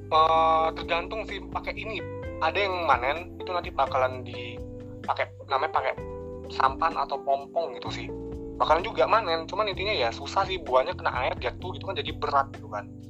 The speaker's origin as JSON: {"language": "Indonesian", "town": "Air Molek", "region": "Riau", "country": "Indonesia", "said": "di sini kan di daerah aku nih, eh, terutama air molek"}